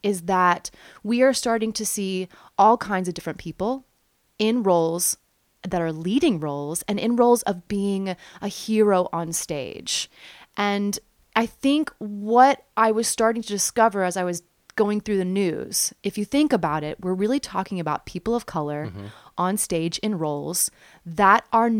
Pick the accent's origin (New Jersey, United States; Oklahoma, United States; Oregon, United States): Oklahoma, United States; And I'm from Oklahoma